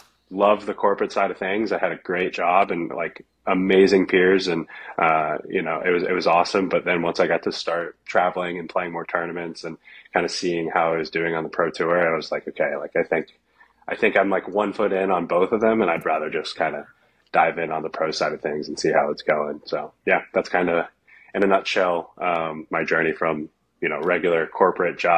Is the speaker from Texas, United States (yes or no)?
yes; Texas, United States; also born or lived in Phoenix, Arizona; now in Austin, United States; I'm from Texas originally